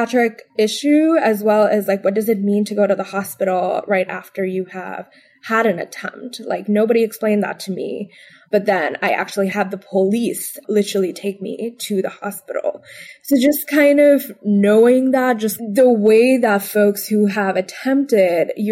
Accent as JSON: {"language": "English", "town": "Bangalore", "region": "Karnataka", "country": "India", "tie": "born or raised there", "moved": "as an adult", "lives_now": "Washington, D.C., United States", "said": "I grew up predominantly in Bangalore, and then moving here to Washington, D.C. was a completely new time for me"}